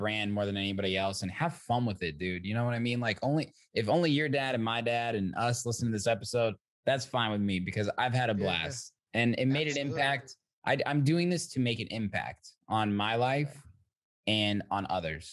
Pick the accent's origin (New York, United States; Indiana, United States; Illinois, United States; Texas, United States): Indiana, United States; Zionsville; now in Chicago, United States; I'm from Zionsville, Indiana